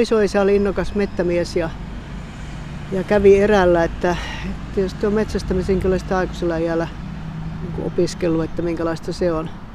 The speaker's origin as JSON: {"language": "Finnish", "area": "Kemijoki area", "region": "Lapland", "country": "Finland", "tie": "born or raised there"}